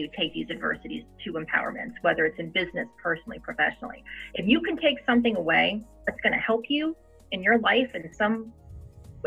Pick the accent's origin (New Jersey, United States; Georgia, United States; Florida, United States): New Jersey, United States; I'm Italian. I'm from New Jersey